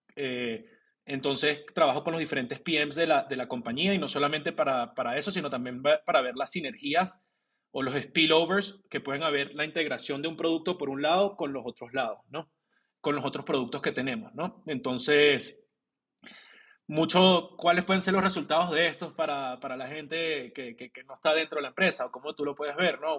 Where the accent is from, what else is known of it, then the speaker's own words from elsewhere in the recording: Venezuela; moved away; also born or lived in Colombia / Mexico; yo soy venezolano